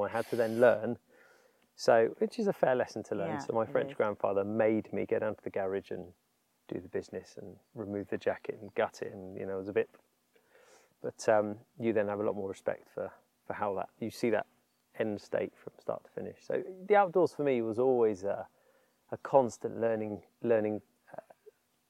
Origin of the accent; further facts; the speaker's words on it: East Sussex, South East England, United Kingdom; I grew up in East Sussex